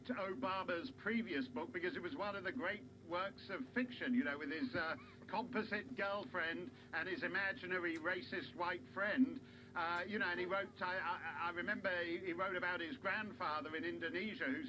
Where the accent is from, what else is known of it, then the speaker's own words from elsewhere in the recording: Canada; I'm not South African. I'm, I'm Canadian.